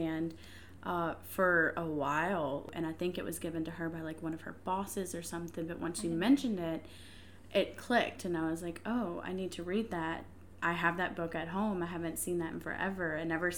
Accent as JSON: {"language": "English", "town": "Mobile", "region": "Alabama", "country": "United States", "said": "I'm from Mobile, Alabama, where I originally met Tori Blackman. In high school"}